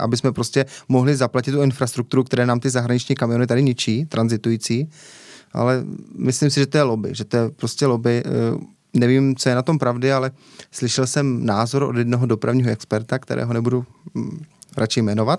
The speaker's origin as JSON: {"language": "Czech", "town": "Městec Králové", "region": "Central Bohemian Region", "country": "Czechia", "tie": "born or raised there", "also_born_or_lived": "Náměšť nad Oslavou", "moved": "as an adult", "lives_now": "Chotoviny, Czech Republic", "said": "Pocházím ze Středočeského kraje"}